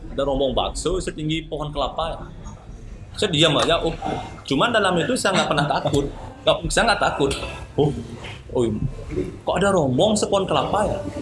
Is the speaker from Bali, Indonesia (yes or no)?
yes; Sanur, Bali, Indonesia; saya sebagai one lokal asli Lemali Sandor